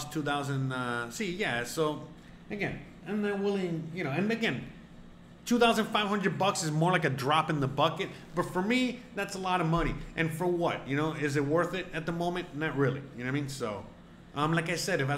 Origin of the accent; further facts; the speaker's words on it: United States; moved away as an adult; now in Mexico; I'm an American citizen